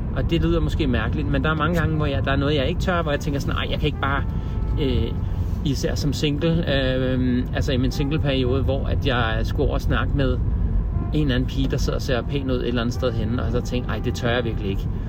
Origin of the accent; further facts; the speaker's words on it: Denmark; vi som danskere